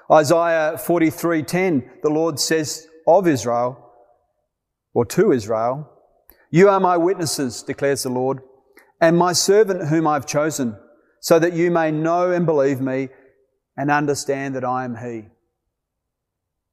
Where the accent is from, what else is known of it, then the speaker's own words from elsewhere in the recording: Australia; moved away as an adult; also born or lived in Malawi; As an Australian working among the Yao in Malawi